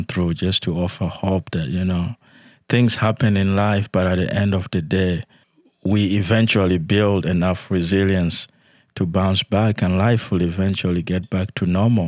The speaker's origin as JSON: {"language": "English", "town": "Yei", "region": "Central Equatoria", "country": "South Sudan", "tie": "born or raised there", "also_born_or_lived": "Soweto", "moved": "yes", "said": "Yes, I was born in South Sudan"}